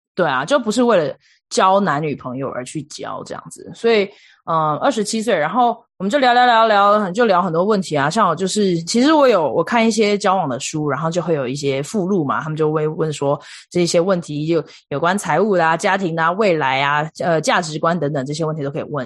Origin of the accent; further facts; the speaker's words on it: Taiwan; moved away as an adult; also born or lived in India; now in United States; 我是来自台湾